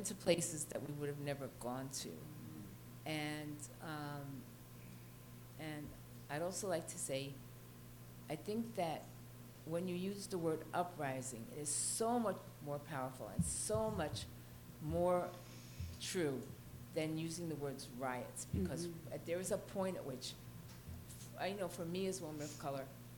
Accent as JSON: {"language": "English", "town": "New York City", "region": "New York", "country": "United States", "tie": "born or raised there", "also_born_or_lived": "South Bronx / Upper West Side", "said": "I'm 70, and I grew up in New York City. I was born in the South Bronx"}